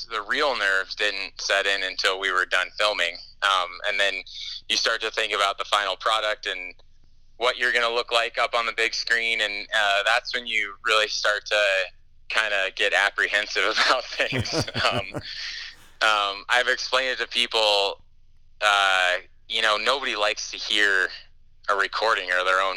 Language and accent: English; Salt Lake City, Utah, United States; moved away; I'm going to be in Salt Lake City, which is my hometown